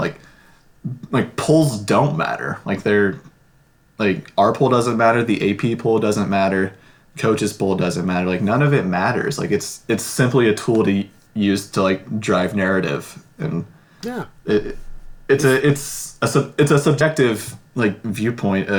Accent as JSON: {"language": "English", "town": "Fort Wayne", "region": "Indiana", "country": "United States", "tie": "born or raised there", "said": "my hometown of Fort Wayne"}